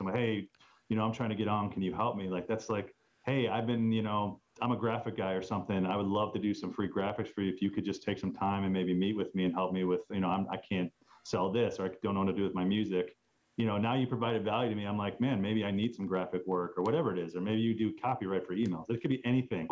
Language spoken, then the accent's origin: English; Chicago, Illinois, United States; I'm from Chicago